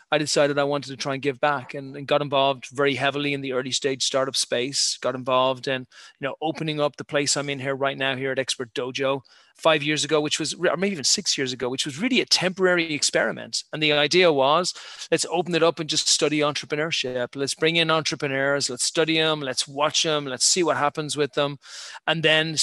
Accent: Ireland; moved away as an adult; also born or lived in United Kingdom; I'm an Irish guy, born and bred, 51 years ago

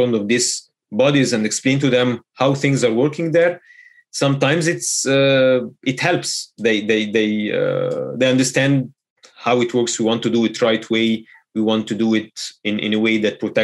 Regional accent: Egypt; Egypt, of course, being my home country

